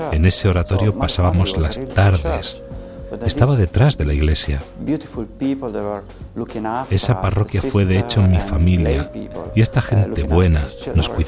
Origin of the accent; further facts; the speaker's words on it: Racconigi, Piedmont, Italy; moved away; Crecí en un pueblo pequeño llamado Racconigi, 25 kilómetros al sur de Turín, en Italia.